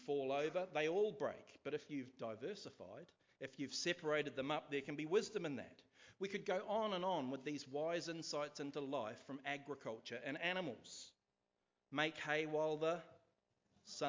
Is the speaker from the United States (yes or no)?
no; Nelson, New Zealand; So I grew up outside of Nelson itself is not really urban, but I lived miles outside Nelson in a small place called Wakapuaka